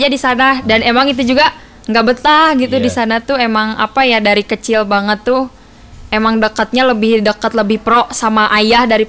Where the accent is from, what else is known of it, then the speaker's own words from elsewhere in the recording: Bandung, West Java, Indonesia; born there; uh, lahir di Bandung. Uh, tempat tanggal lahir Bandung 4 Juli 2000.